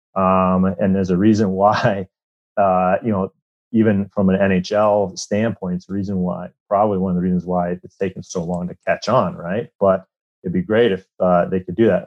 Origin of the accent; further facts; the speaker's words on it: Iowa, United States; I grew up in Iowa